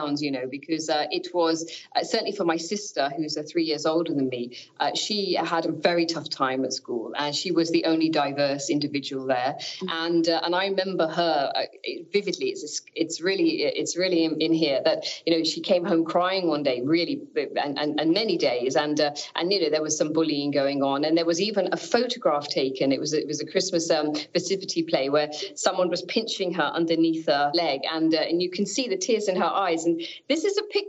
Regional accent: Northampton, East Midlands, United Kingdom; they decided to move to Northampton, which is my hometown in the middle of the UK Midlands, as we call it. My sister and I were born there

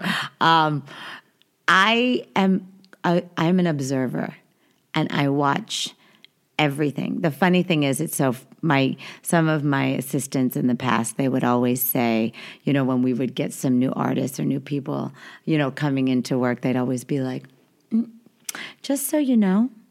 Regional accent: New York, United States; I was born in New York

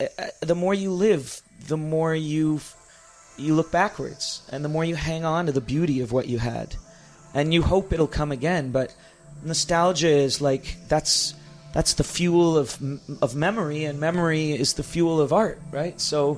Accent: New York, United States; I am a New Yorker. There's a lot about me. Like, in Canada, they think of me as an American because I act like one.

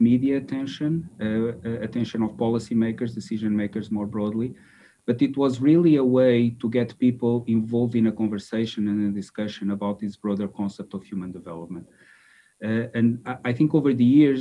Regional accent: Lisbon, Portugal; moved away as an adult; also born or lived in Austin, Texas, United States; I grew up in Lisbon

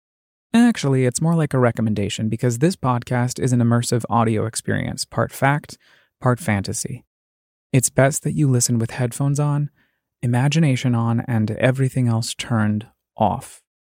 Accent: Colorado Springs, Colorado, United States; Colorado Springs, my hometown

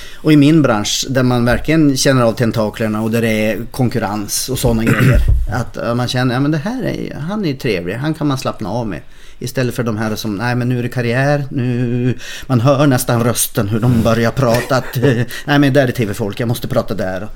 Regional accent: Umeå, Västerbotten County, Sweden; jag är från Umeå

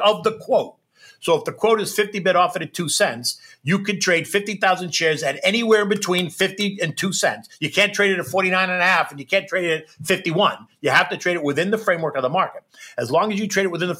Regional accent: United States; as an American, even as an American that had my own business on the floor of the exchange

